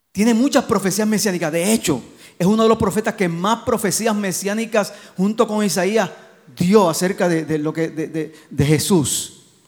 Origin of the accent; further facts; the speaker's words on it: Gurabo, Puerto Rico; de Gurabo, de mi pueblo